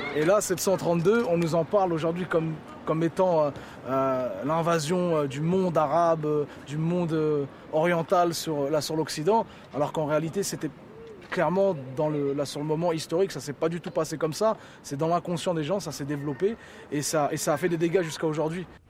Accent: Le Havre, Normandy, France; je suis un artiste du, Nord, du Nord-Ouest, du Havre précisément

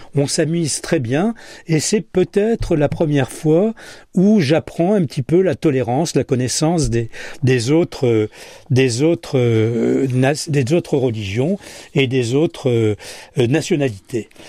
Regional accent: Casablanca, Casablanca-Settat, Morocco; Je suis né euh, à Casablanca

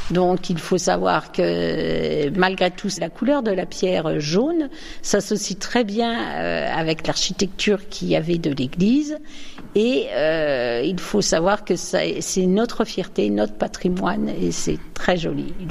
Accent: Reims, Grand Est, France; moved away as an adult; now in Le Mesnil-sur-Oger, France; Je suis originaire de Reims. Je me suis mariée en 76, donc je suis arrivée au ménil sur oger à partir de ce moment-là.

